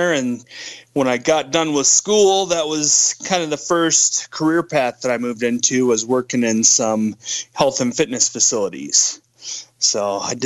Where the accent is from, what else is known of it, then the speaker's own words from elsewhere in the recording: Glenwood Springs, Colorado, United States; moved away; also born or lived in Greeley, Colorado; I grew up in Colorado. So I grew up in Glenwood Springs, which is western Colorado